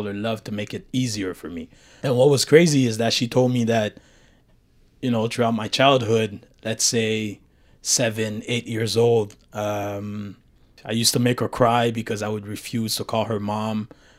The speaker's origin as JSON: {"language": "English", "town": "Montreal", "region": "Quebec", "country": "Canada", "tie": "born or raised there", "also_born_or_lived": "Haiti / Brooklyn", "said": "I was born in Haiti. I did 6 years in Haiti. Afterwards, I moved to the States in Brooklyn. And then I did a lot of back and forth until basically my mom managed to settle down in Montreal"}